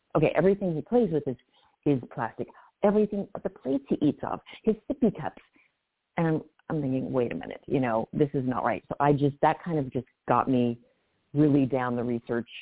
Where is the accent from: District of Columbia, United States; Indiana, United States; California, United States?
California, United States; I grew up in Cal- California